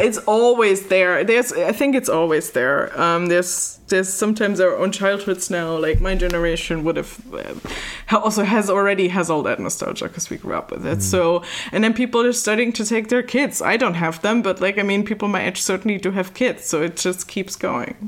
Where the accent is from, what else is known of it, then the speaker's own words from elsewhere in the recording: Germany; I'm from Germany